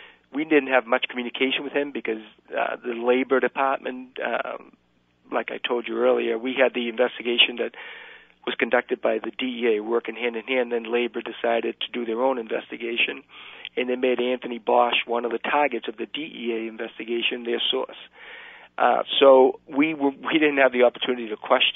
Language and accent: English; Cuba; moved away; I'm Cuban myself. I was born in Cuba.